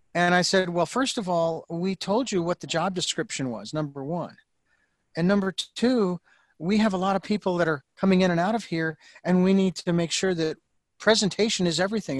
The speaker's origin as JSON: {"language": "English", "town": "Phoenix", "region": "Arizona", "country": "United States", "tie": "born or raised there", "moved": "as an adult", "lives_now": "Santa Barbara, United States", "said": "Phoenix, which is my hometown"}